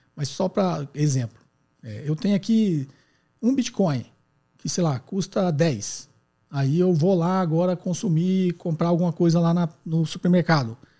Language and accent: Portuguese; Guarulhos, São Paulo, Brazil; sou de Guarulhos, São Paulo